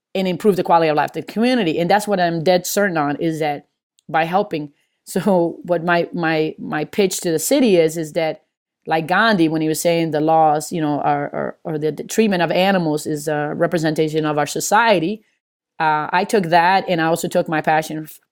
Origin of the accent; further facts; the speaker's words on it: Maryland, United States; also born or lived in Hartford / New Jersey / California / Las Vegas; now in Atlanta, United States; I'm from Maryland